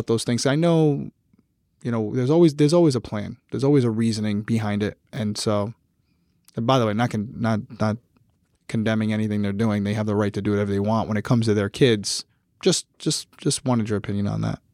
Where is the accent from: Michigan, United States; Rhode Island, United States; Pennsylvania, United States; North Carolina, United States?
Rhode Island, United States; I'm from Rhode Island.